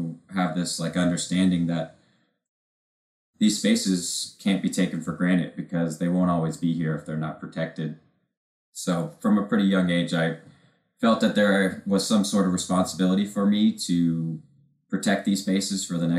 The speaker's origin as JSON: {"language": "English", "region": "Washington", "country": "United States", "tie": "born or raised there", "said": "growing up in Washington State"}